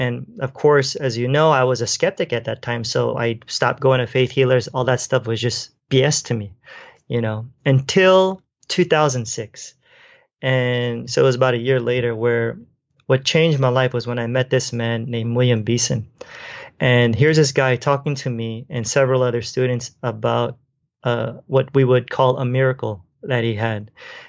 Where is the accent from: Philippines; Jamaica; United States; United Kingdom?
Philippines; And I'm Filipino, and so Filipino food is very oily